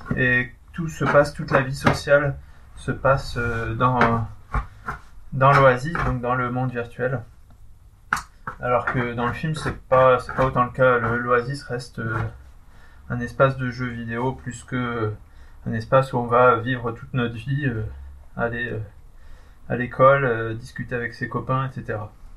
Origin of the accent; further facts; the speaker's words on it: Pas-de-Calais, Hauts-de-France, France; je suis du Pas-de-Calais